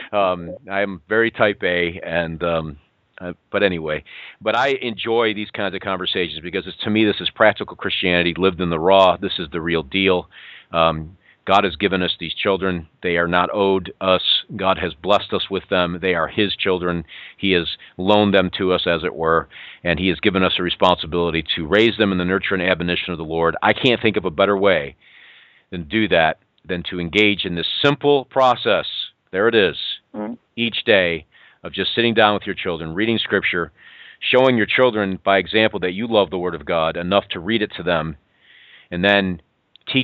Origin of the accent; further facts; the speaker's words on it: Western New York, United States; moved away; I'm a Western New Yorker, in case you haven't picked up on it. I'm from Western New York. I lived my years in the snow